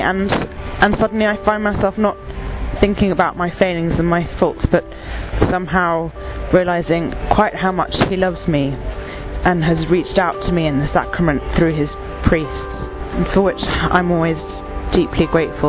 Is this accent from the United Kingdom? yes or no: yes; United Kingdom; I'm from the United Kingdom